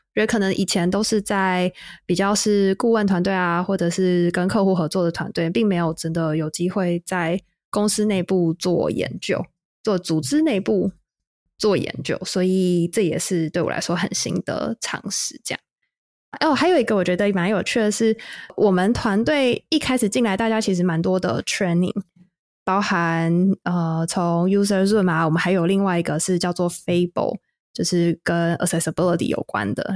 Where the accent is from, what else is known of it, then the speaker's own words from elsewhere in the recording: Taiwan; moved away as an adult; also born or lived in Seattle, United States; now in Texas, United States; 在台湾，我们作为母语者，作为研究员